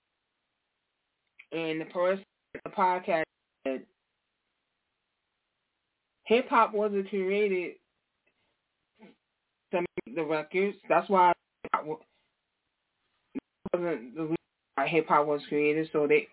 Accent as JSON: {"language": "English", "region": "New York", "country": "United States", "said": "I'm from New York"}